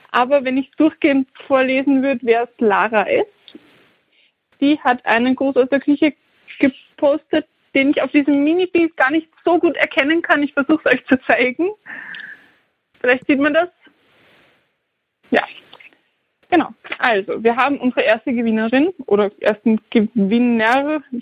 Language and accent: German; Styria, Austria; Das hat mich sehr, sehr happy gemacht als Steirerin. Für uns wachsen richtig viele Kürbisse.